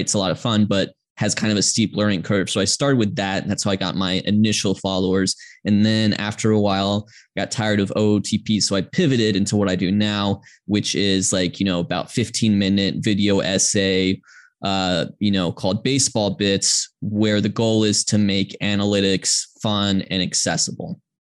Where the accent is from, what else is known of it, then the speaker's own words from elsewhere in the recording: Georgia, United States; I grew up in Georgia uh, as did my parents who grew up in Atlanta.